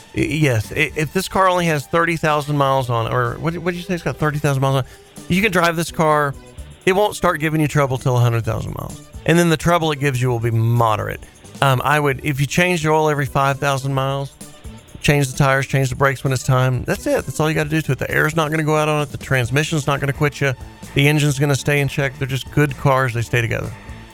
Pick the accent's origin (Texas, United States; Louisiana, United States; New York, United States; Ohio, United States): Texas, United States; I'm from Texas, man.